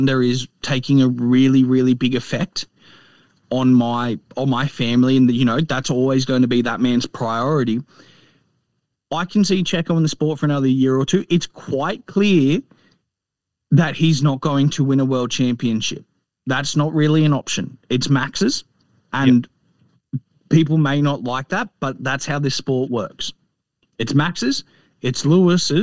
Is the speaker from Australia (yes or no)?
yes; Australia